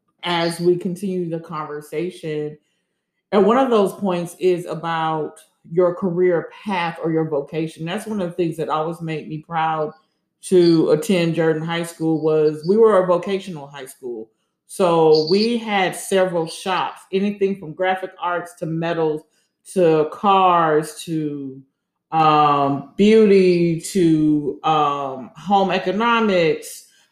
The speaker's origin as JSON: {"language": "English", "country": "Germany", "tie": "born or raised there", "said": "And when we grew up in Germany, Vicky would have been really, really small."}